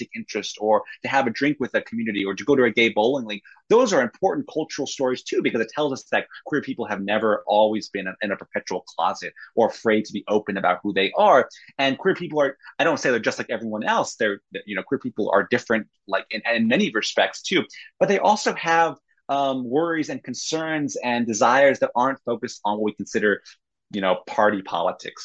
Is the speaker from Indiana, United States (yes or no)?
yes; Indiana, United States; Indianapolis, that's my home state